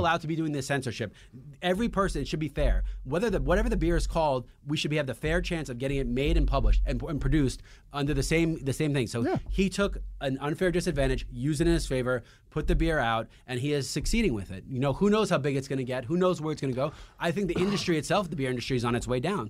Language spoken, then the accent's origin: English; New York City, New York, United States; as a New Yorker